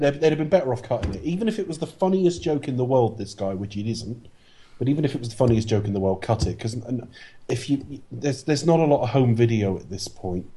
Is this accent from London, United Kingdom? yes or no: no; Plymouth, South West England, United Kingdom; From my hometown